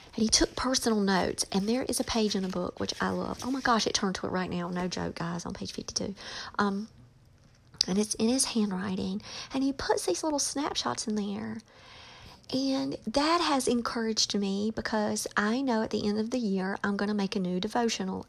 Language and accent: English; North Carolina, United States; born or raised there